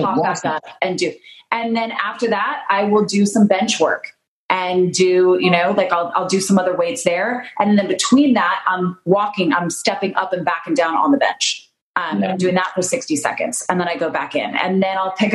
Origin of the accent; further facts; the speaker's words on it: Utah, United States; I'm from Utah